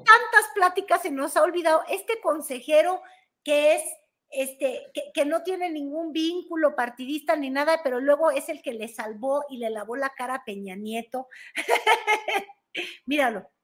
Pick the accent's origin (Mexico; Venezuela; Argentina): Mexico; somos los mexicanos